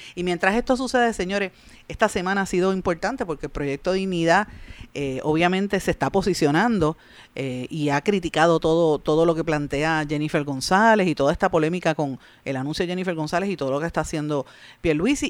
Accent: Guaynabo, Puerto Rico; Eduardo O'Neill, el alcalde de mi pueblo, de Guaynabo

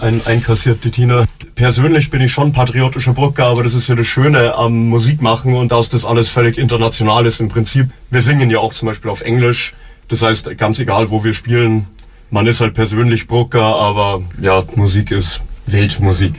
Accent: Fürstenfeldbruck, Bavaria, Germany; bei uns in Fürstenfeldbruck

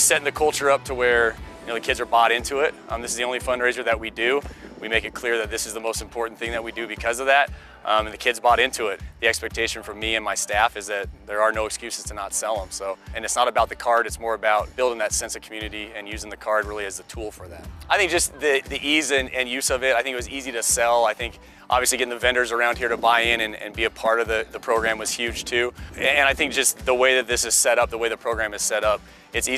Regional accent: Colorado, United States; born and raised in Colorado

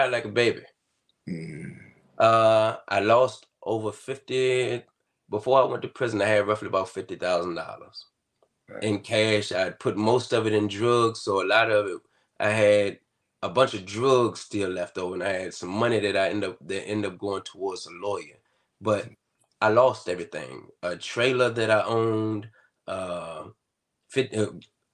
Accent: Halifax County, Virginia, United States; I'm from Halifax County, Virginia. Southern Virginia

